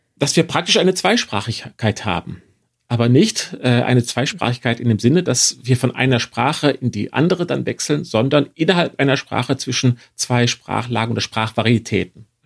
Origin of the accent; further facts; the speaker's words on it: northwest Germany, Germany; moved away; daheim im Nordwesten Deutschlands hätte ich wahrscheinlich Gardine gesagt